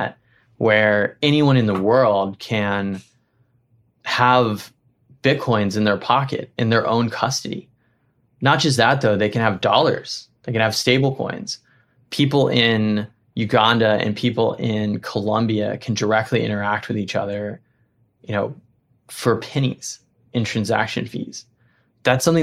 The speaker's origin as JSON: {"language": "English", "region": "Appalachia", "country": "United States", "tie": "born or raised there", "also_born_or_lived": "Middle East / East Africa", "moved": "yes", "said": "I grew up in Appalachia, spent a lot of time in Middle East and East Africa when I was younger."}